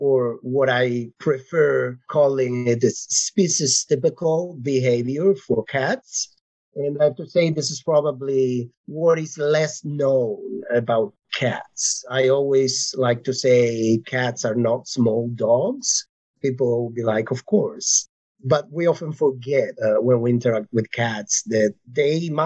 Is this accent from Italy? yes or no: yes; Italy; English is a second language; moved away as an adult; also born or lived in Barcelona, Spain; now in Pennsylvania, United States; I am originally from Italy. I did my studies there, and then I moved to Spain, to Barcelona, for my PhD and master's.